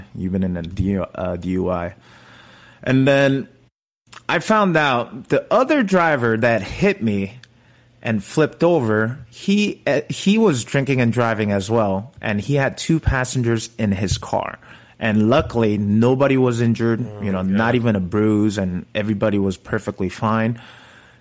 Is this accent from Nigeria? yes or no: no; South Korea; now in Los Angeles, United States; I was this kid from Korea